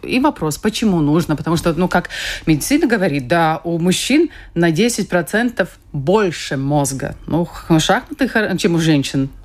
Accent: Kuldīga, Kuldīga Municipality, Latvia; я сама из Кулдыги, я занималась шахматами

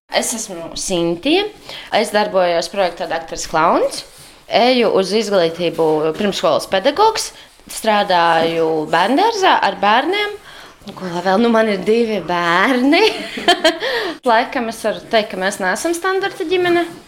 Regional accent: Jūrmala, Latvia; also born or lived in Riga / Jelgava; now in Sigulda, Latvia; es esmu ienācēja oriģināli no Jūrmalas, pēc tam no Rīgas. Uh, un tagad jau no Siguldas

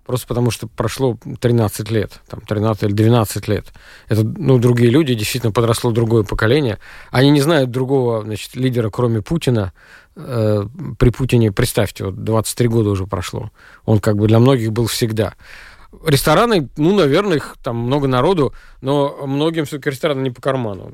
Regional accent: Russia; moved away; у меня на родине

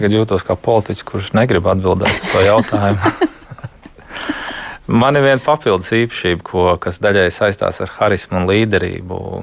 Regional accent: Latvia; moved away as an adult; also born or lived in Germany; Kopš 18 gados es pārcēlos uz Vāciju. Tur es biju Latvijas latviečs, un tad es kaut kad atgriezos atpakaļ

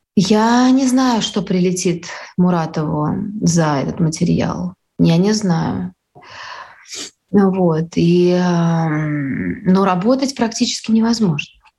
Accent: Saint Petersburg, Russia; я из Петербурга

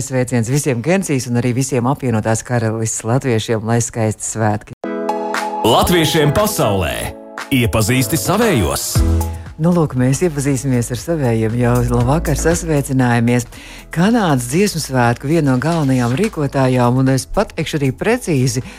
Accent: Baldone, Ķekava Municipality, Latvia; es arī esmu no Baldonas.

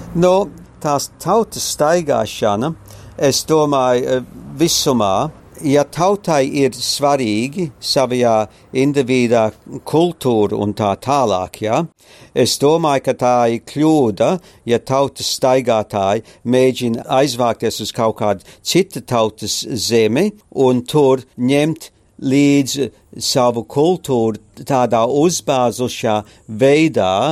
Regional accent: Australia; also born or lived in Courland, Latvia / Germany / Darwin, Australia; Es eh, piedzimu Kurzemē, Kurzemes katlā, oktobrī 44. gadā, decembrī mēs izbraucam līdz Danzigas, tad mēs lielākoties pārstaigājam pār Vāciju uz rietumu zonu, tad mēs ar kuģi 49. gadā atbraucam uz Austrāliju

